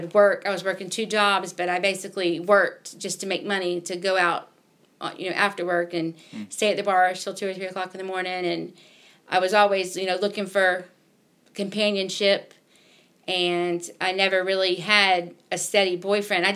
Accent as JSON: {"language": "English", "town": "Jacksonville", "region": "Florida", "country": "United States", "tie": "born or raised there", "moved": "as an adult", "lives_now": "Milledgeville, United States"}